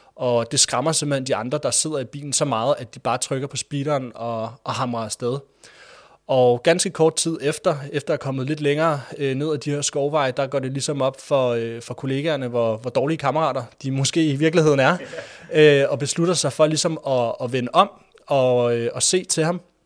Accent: Denmark; also born or lived in Greenland (ancestry); jeg er fra Danmark, selvom jeg faktisk er af grønlandsk afstamning

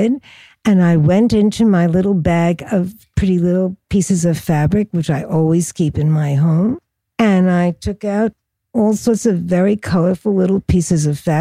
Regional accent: New York City, New York, United States; I was born in Brooklyn, and I spent my whole growing up years in Brooklyn.

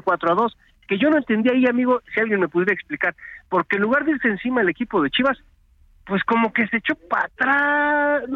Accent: Mexico

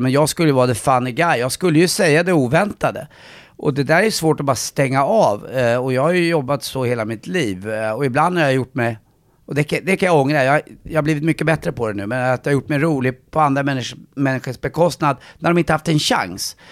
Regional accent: Stockholm, Stockholm County, Sweden; jag är uppväxt eh, på Östermalm.

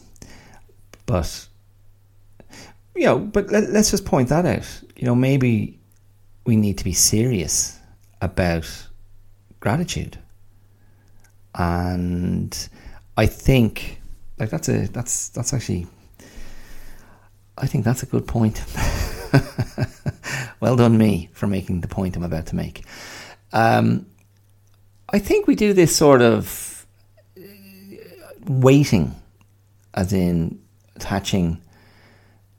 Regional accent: County Wicklow, Ireland; also born or lived in Australia; where I grew up as a kid in lovely rural Wicklow

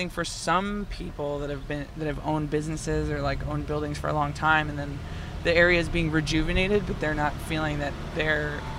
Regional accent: Waterdown, Ontario, Canada; I'm from Waterdown.

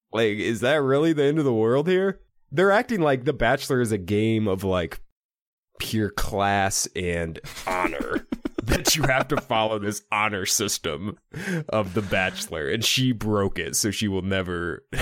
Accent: Iowa, United States; born or raised there

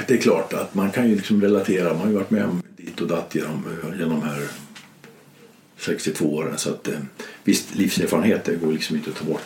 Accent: Gävle, Gävleborg County, Sweden; moved away; also born or lived in Stockholm / Urshult; min hemstad Gävle

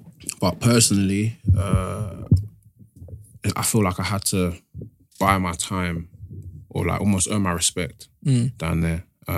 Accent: East Dulwich, London, United Kingdom; East Dulwich.

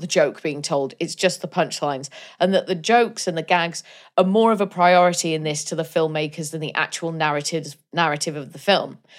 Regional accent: Wales, United Kingdom; I'm Welsh.

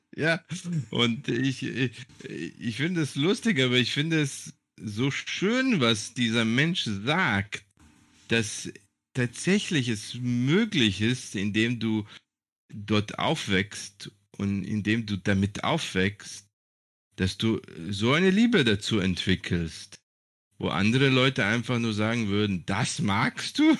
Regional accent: Germany; moved away as an adult; also born or lived in Serbia; now in Greece; mich als Deutscher zu sehen oder als ein Serber in Deutschland

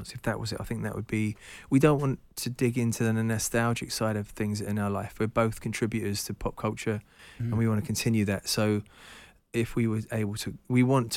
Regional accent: London, United Kingdom; moved away as an adult; also born or lived in United States; being a Londoner

